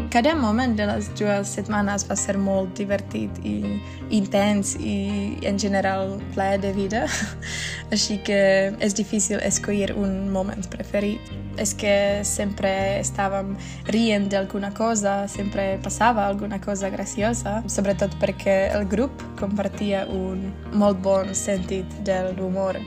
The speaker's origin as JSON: {"language": "Catalan", "country": "Czechia", "second_language": "Catalan", "said": "sóc de la República Txeca"}